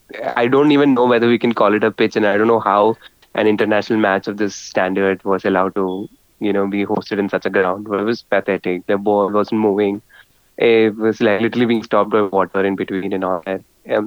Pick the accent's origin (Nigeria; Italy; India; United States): India; I think as Indian football fans, it's important for us to be patient and don't underestimate our opposition.